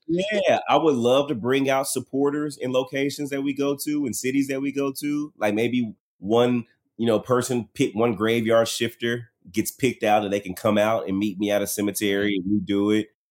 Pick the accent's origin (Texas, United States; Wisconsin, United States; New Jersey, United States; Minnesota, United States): Texas, United States; Dallas; I'm from Dallas